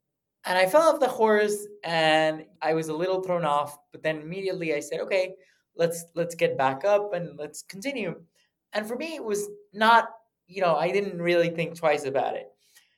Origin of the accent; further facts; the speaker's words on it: United States; born there; So I was born in the States actually by accident. My parents were shopping. They're both from Mexico, and they were shopping for baby stuff.